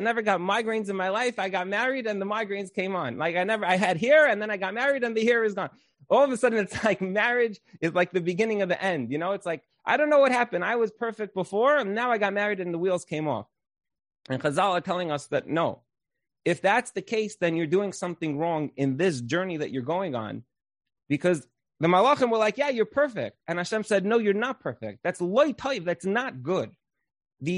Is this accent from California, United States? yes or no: no; Brooklyn, New York, United States; I grew up in Brooklyn